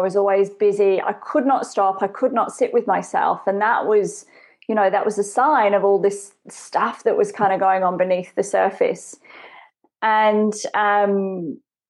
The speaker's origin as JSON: {"language": "English", "region": "England", "country": "United Kingdom", "tie": "born or raised there", "said": "I grew up in England."}